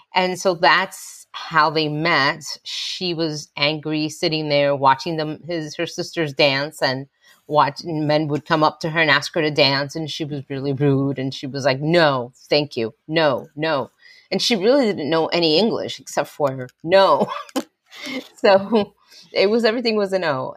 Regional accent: West New York, New Jersey, United States; I grew up in West New York, New Jersey

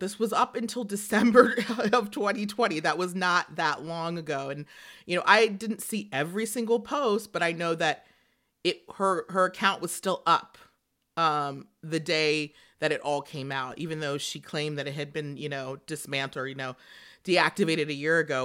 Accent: the South, United States; I grew up in the South.

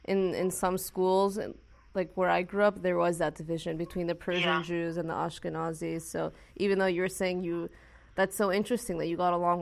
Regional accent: Beverly Hills, California, United States; even though I grew up in America, and I consider myself very much American, in middle school, I always felt like I was much more Persian rather than Jewish. I mean, I felt Jewish, but I didn't have Ashkenazi friends

